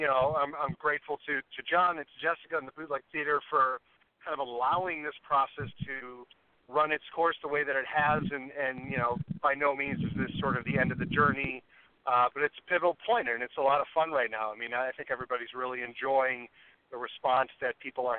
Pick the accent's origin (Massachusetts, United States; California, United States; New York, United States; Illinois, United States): Illinois, United States; Chicago; moved away as an adult; now in Los Angeles, United States; I'm originally from Chicago, and I've been out in L.A. for a little over a decade now.